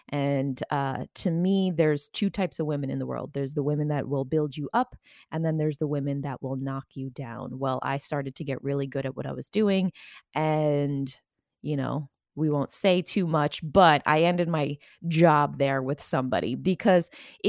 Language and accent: English; New York, United States; You know, I grew up out on Long Island in New York.